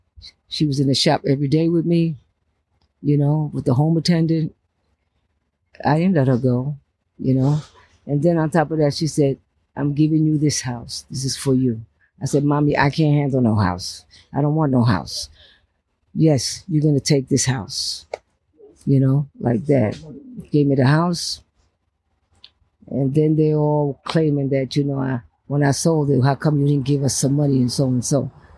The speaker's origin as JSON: {"language": "English", "town": "New York City", "region": "New York", "country": "United States", "tie": "born or raised there", "also_born_or_lived": "Bronx, New York / California", "said": "Right there in Brooklyn, Cambridge, and Fulton."}